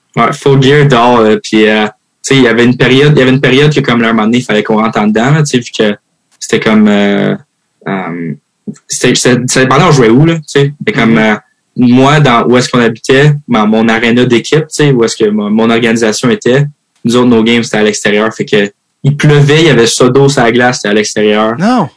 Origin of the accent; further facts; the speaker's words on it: Terrebonne, Quebec, Canada; accent: Québécois; moved away as an adult; also born or lived in Houston, Texas / Switzerland / Mascouche / Michigan; j'ai grandi à Mascouche, après, j'ai grandi à Terrebonne